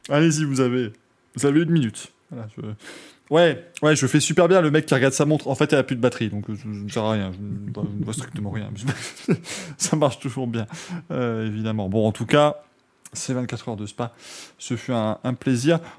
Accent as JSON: {"language": "French", "country": "France", "said": "C'est Total Energy, bien évidemment, parce qu'on est français."}